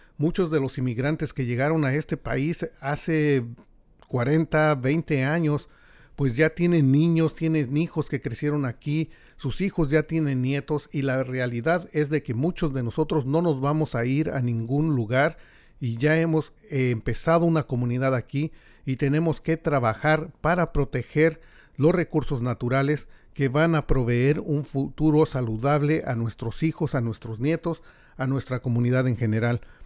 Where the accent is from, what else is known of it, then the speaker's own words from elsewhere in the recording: Mexico; now in United States; los que venimos de México